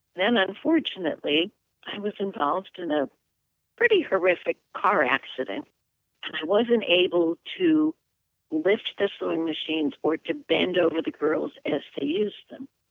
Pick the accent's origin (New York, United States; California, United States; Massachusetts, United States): New York, United States; Watertown; also born or lived in Albany, New York / Dominican Republic; now in Western New York, United States; I was raised in Watertown, New York, which is in the Thousand Islands area, right along Lake Ontario and the St. Lawrence River